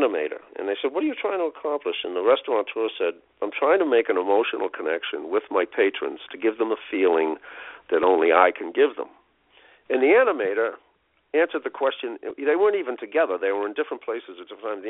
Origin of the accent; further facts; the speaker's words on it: United States; as an American